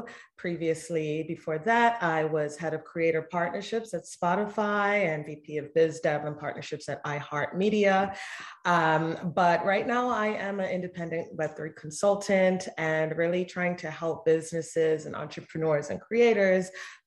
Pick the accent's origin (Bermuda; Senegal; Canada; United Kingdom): Bermuda; moved away as an adult; I grew up in Bermuda till college.